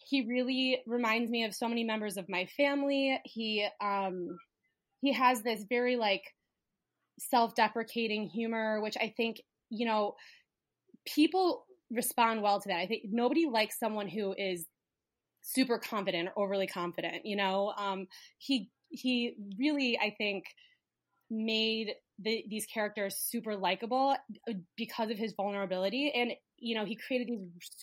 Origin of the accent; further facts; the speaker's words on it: United States; I'm Jewish American